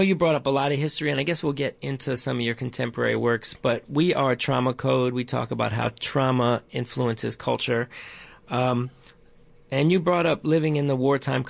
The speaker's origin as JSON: {"language": "English", "region": "Maryland", "country": "United States", "tie": "born or raised there", "moved": "yes", "lives_now": "New York, United States", "said": "I grew up in Maryland, though I was born in New York"}